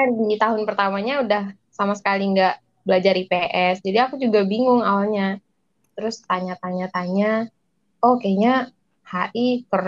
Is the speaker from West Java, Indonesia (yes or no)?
no; Padang, West Sumatra, Indonesia; uh, dari daerah saya sih kak daerah saya Padang Sumatera Barat